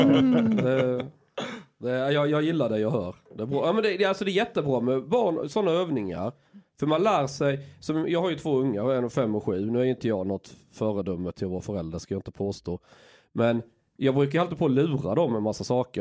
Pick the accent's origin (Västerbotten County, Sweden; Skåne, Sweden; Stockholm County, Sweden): Skåne, Sweden; jag växte upp i Skåne